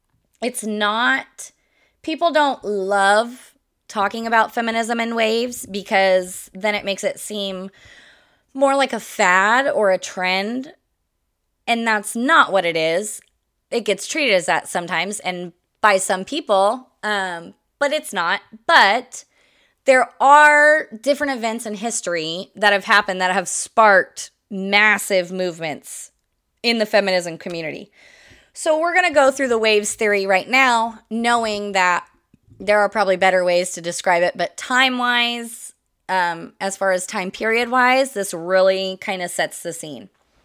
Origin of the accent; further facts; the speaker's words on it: Midwest, United States; I grew up in the Midwest, a couple different states in the Midwest, but always in the Midwest.